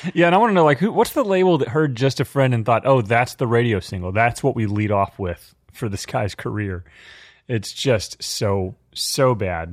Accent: Dallas Fort Worth area, Texas, United States; growing up in the Dallas Fort Worth area in a family of die-hard Cowboys fans

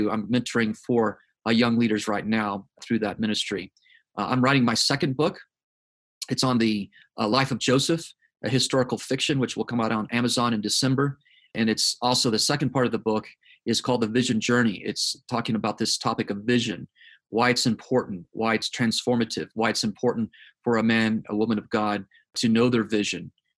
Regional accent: South Korea; now in United States; So, born and raised in South Korea on the mission field, third generation missionary.

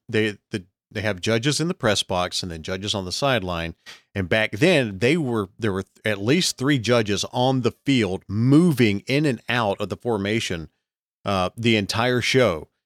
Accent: Alabama, United States; also born or lived in Texas

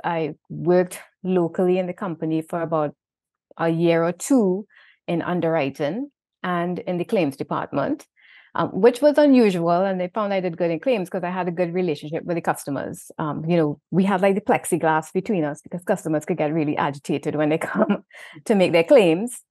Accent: Trinidad & Tobago; accent: Trinidad; moved away; also born or lived in Saint Vincent; my Trinidad accent

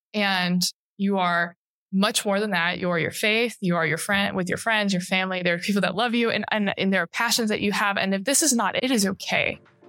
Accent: Chattanooga, Tennessee, United States; I loved Chattanooga. It's a beautiful city because there's the mountains and the river that runs through downtown.

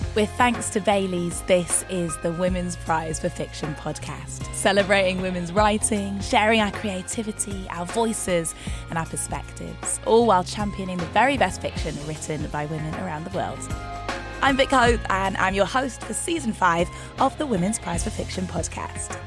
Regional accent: Newcastle upon Tyne, North East England, United Kingdom; I grew up in Newcastle

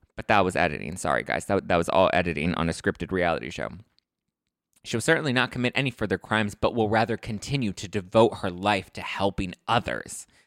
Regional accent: Los Angeles, California, United States; I grew up in East L A. I grew up in the, in the dirty streets of Los Angeles.

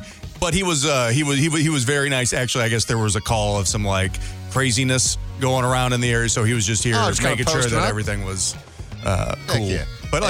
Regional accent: St. Louis, Missouri, United States; moved away as an adult; I grew up in St. Louis, Missouri, spent 20 years of my life there.

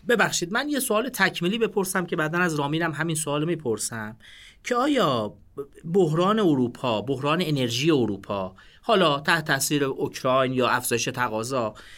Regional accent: Iran; ما به عنوان یه ایرانی

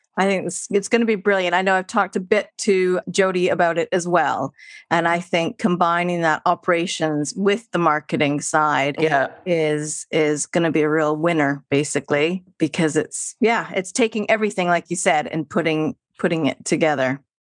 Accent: Vancouver, British Columbia, Canada; moved away as an adult; now in London, United Kingdom; I'm from Vancouver

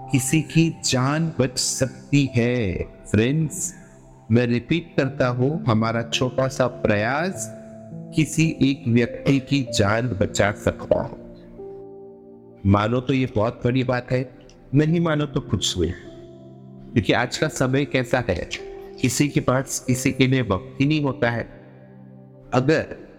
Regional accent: Mumbai, Maharashtra, India; मैं प्रॉपर मुंबई से हूँ

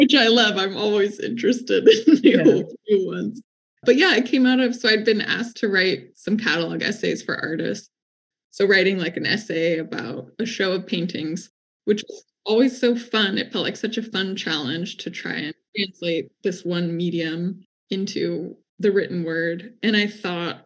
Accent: California, United States; as a Californian, reading her in high school

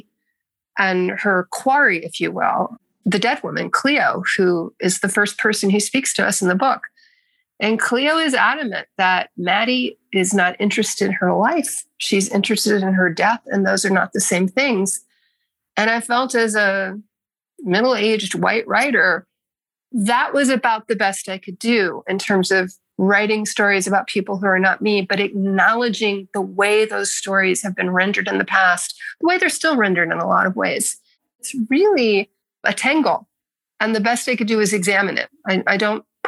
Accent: Baltimore, Maryland, United States; I grew up in Baltimore, and I was the daughter of a newspaper man

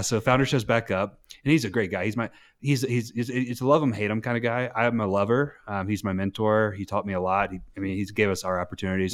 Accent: North Carolina, United States; moved away as an adult; now in Park City, United States; I was born in North Carolina. I, my parents got divorced at a young age, uh, and so I moved all around North Carolina

